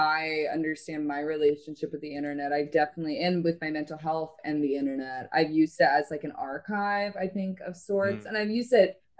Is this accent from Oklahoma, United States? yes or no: yes; Oklahoma, United States; Grew up in Oklahoma, so I grew up in the South, Bible Belt